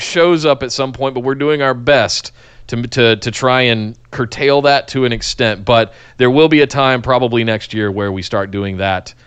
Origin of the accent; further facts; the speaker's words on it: Charlotte, North Carolina, United States; growing up in Charlotte